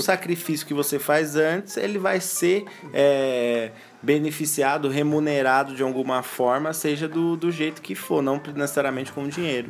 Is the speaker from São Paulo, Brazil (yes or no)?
yes; São Paulo, Brazil; nós somos paulistas, estamos em São Paulo